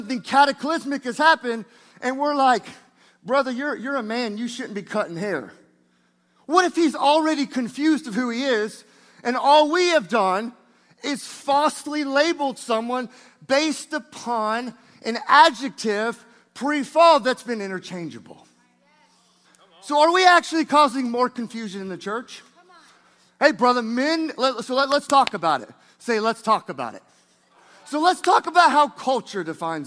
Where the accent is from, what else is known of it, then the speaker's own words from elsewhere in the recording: Niceville, Florida, United States; Niceville, that's where I'm from. Niceville, not Nashville, Niceville, Florida, outside of Destin.